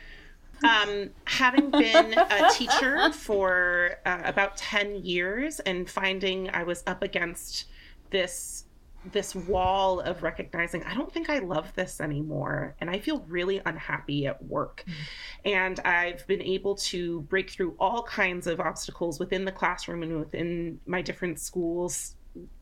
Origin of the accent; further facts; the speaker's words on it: Oakland, California, United States; now in Hayward, United States; I'm originally from Oakland, so I'm like feeling this Oakland love